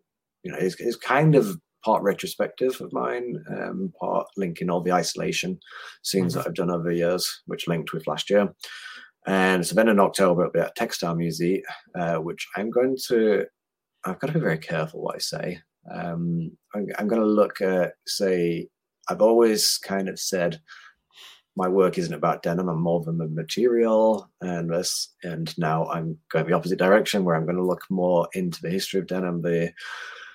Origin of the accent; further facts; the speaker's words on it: Huddersfield, Yorkshire and the Humber, United Kingdom; moved away as an adult; also born or lived in Australia / Sweden; in my hometown, you know, the university there is brilliant for textiles, for so much innovation